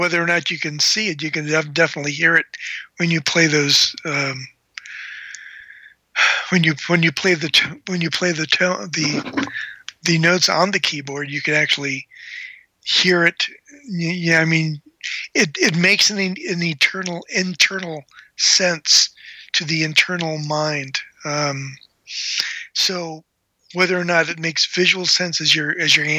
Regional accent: Chicago, Illinois, United States; I grew up in Chicago

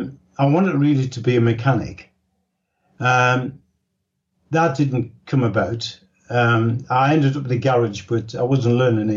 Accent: Newcastle upon Tyne, North East England, United Kingdom; Well, I was born in Newcastle upon Tyne. That's in the northeast of England, right on the borders of Scotland. We're known as Geordies.

